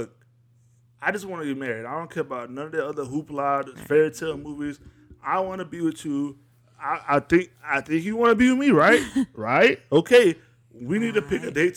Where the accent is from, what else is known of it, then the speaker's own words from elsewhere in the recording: North Louisiana, United States; also born or lived in Arkansas; I am from Louisiana.